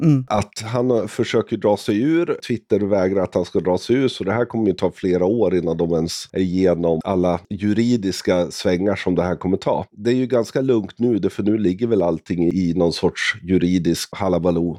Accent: Sweden; Jag är svensk, jag är 50 år

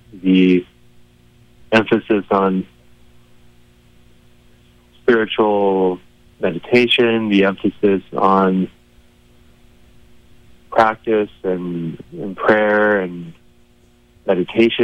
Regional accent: Colorado, United States; also born or lived in Boulder County, Colorado / Crestone, Colorado; I grew up in Colorado mostly, in Boulder County, but also a great deal of that time, I grew up in southern Colorado in the San Luis Valley in a small town called Crestone

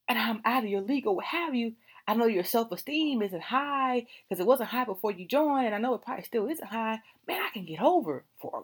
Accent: California, United States; now in Virginia, United States; I am from California

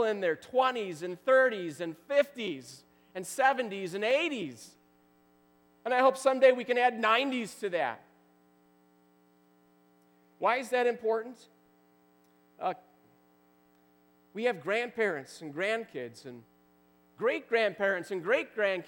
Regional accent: Wisconsin, United States; I grew up in Wisconsin

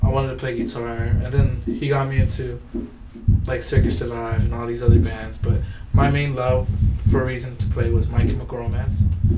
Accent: Downey, California, United States; I'm from Downey, Hollydale

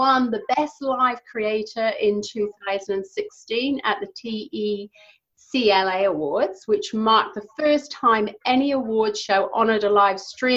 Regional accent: England, United Kingdom; now in New Zealand; I'm English. I live in New Zealand.

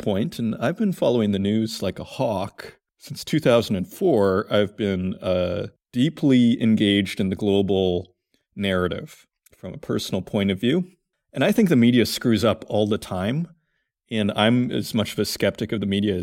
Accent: Saskatoon, Saskatchewan, Canada; I grew up in Saskatoon, Saskatchewan.

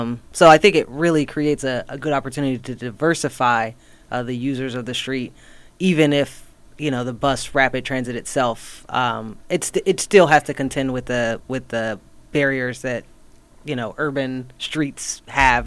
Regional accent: North Carolina, United States; I grew up on the East Coast in North Carolina

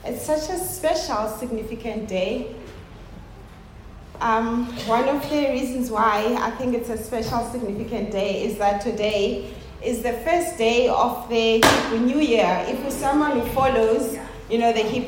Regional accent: South Africa; I love being a South African

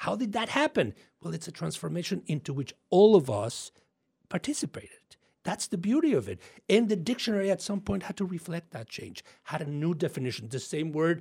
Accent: Mexico; accent: Mexican; My Mexican accent.

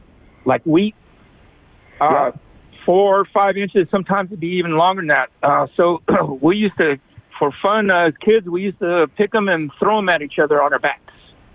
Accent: El Paso, Texas, United States; I grew up in El Paso

